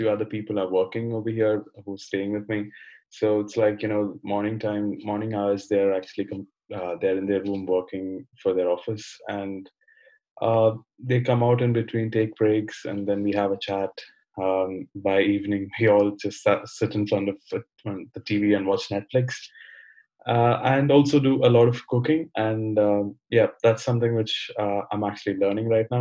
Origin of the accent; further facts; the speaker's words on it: Kerala, India; moved away as an adult; now in Amsterdam, Netherlands; I am from India. I come from the state called Kerala. And I've moved to Amsterdam a few months back.